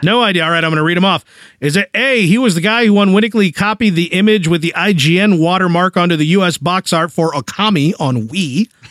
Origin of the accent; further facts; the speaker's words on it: Springfield, United States; moved away; Springfield, my hometown